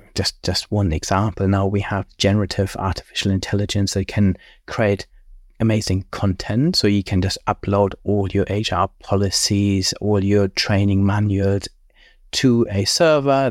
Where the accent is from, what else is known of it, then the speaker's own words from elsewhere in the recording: Germany; moved away as an adult; also born or lived in Cambridge, United Kingdom / Cranfield, United Kingdom; I grew up in Germany, then studied at Cambridge